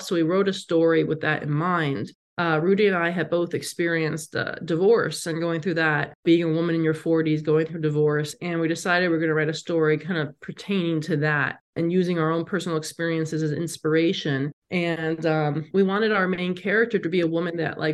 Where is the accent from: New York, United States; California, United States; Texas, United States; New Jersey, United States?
New York, United States; also born or lived in Los Angeles / San Francisco; now in Las Vegas, United States; I'm from New York and I lived in LA and San Francisco